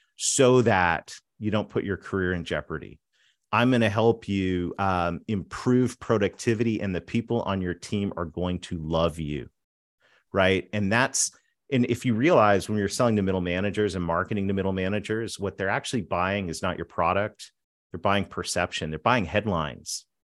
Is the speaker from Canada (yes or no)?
yes; southwestern Ontario, Canada; grew up between a dairy farm and a pig farm on a dirt road in southwestern Ontario, right across from Rochester